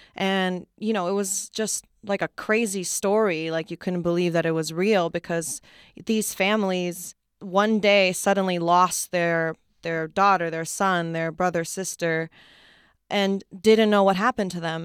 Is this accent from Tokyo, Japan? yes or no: no; Wakayama, Japan; moved away; I was born and raised in Japan.